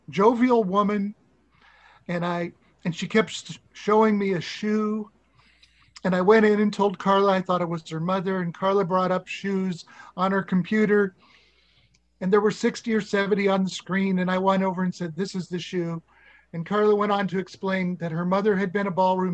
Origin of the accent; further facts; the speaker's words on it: Nebraska, United States; I was from Nebraska